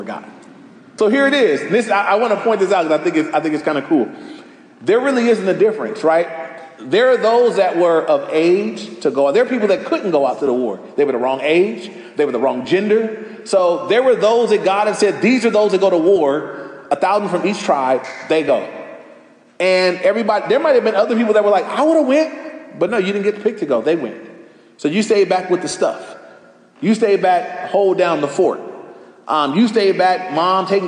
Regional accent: Los Angeles, California, United States; I grew up right near Crenshaw. I was on Crenshaw on 116th Street

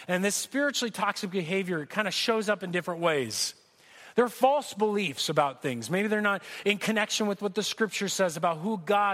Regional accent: Corona, California, United States; I grew up here in Corona

